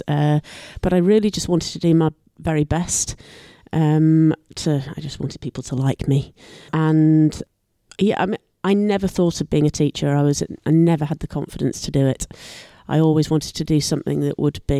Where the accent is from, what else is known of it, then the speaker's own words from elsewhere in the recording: Selby, Yorkshire and the Humber, United Kingdom; moved away as an adult; also born or lived in Gloucester / Maidstone; So then moved to Yorkshire, went to primary school. Selby High School, that finished at year 11. Selby Sixth Form College